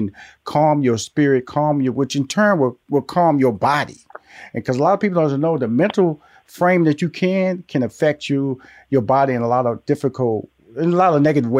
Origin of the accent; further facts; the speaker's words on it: Houston, Texas, United States; So I was born in Houston, Texas, with the high school, went to college there, got married in Houston, Texas. So Texas is my birth state and my lifestyle state.